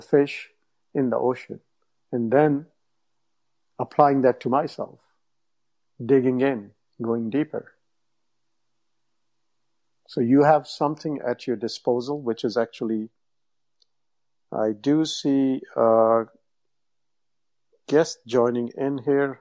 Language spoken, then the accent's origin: English; India; English is a second language; moved away as an adult; also born or lived in Toronto, Canada / Windsor, Canada; now in United States; I grew up in India, but then I've been in North America for, I don't know, 25 years.